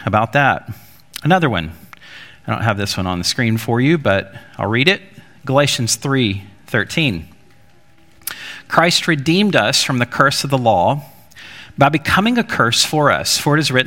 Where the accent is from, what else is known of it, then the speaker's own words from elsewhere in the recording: Alabama, United States; Growing up in Alabama